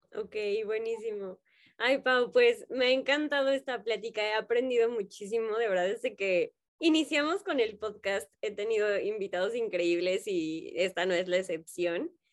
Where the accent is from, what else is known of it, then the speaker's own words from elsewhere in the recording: Mexico; en México siento que somos personas como con mucho tacto